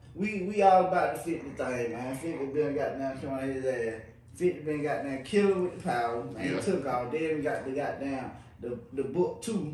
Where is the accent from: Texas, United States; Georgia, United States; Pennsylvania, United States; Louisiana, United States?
Georgia, United States; Atlanta; I'm just from Atlanta.